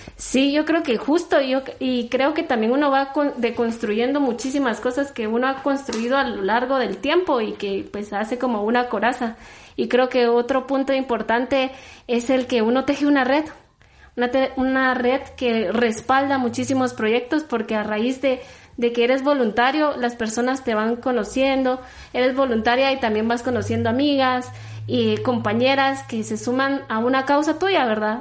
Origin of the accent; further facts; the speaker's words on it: Coatepeque, Quetzaltenango, Guatemala; yo soy de Coatepeque, de allá, nací y crecí